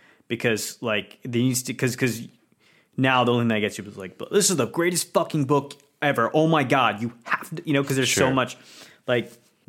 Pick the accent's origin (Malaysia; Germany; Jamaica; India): India; things were rough, not just, you know, for me as an Indian, but pretty much anyone, right?